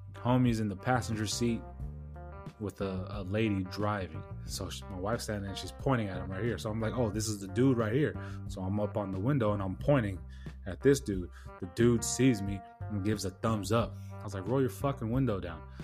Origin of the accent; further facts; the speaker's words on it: San Diego, California, United States; moved away; Born and raised in San Diego